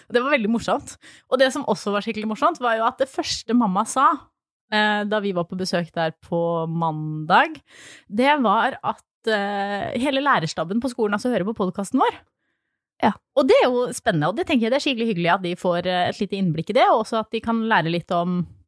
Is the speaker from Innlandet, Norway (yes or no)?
yes; Flisa, Innlandet, Norway; moved away; fra Flisa, som er altså der jeg kommer fra